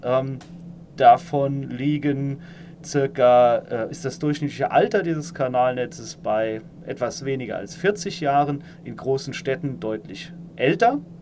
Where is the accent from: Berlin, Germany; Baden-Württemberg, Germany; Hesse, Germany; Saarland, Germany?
Saarland, Germany; moved away as an adult; also born or lived in Karlsruhe; now in Palatinate, Germany; ich stamme aus dem Saarland, ähm, bin dann äh, 2008 äh, für mein Studium nach Karlsruhe gezogen